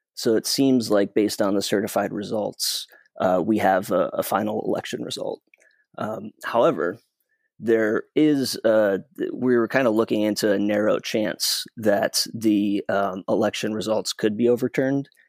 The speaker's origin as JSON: {"language": "English", "region": "Michigan", "country": "United States", "tie": "born or raised there", "said": "my home state, Michigan"}